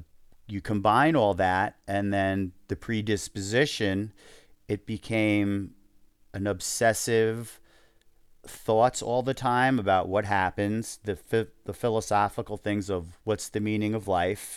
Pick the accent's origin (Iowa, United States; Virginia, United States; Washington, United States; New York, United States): New York, United States; we're Jewish and from New York